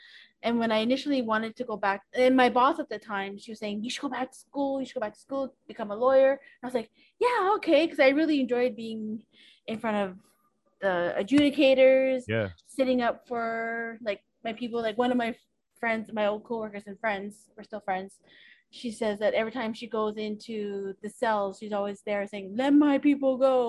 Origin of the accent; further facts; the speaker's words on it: Toronto, Ontario, Canada; She was involved in the arts, Indigenous art scene here in Toronto. And just seeing, growing up